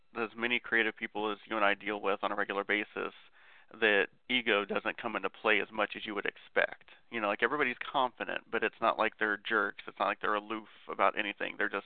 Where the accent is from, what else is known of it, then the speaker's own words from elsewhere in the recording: Ohio, United States; being from the same state